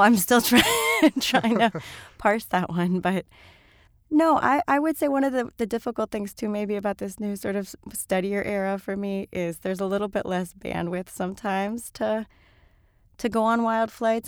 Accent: Miami, Florida, United States; moved away; I grew up in Miami

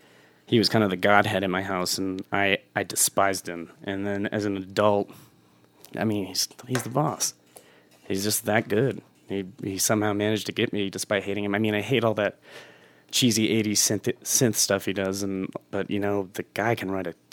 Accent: Texas, United States; now in Colorado, United States; But I did not enjoy it growing up

